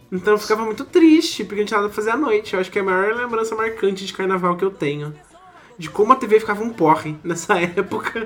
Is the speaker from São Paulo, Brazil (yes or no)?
yes; Campos do Jordão, São Paulo, Brazil; now in Manaus, Brazil; nasci em Campos do Jordão, interior de São Paulo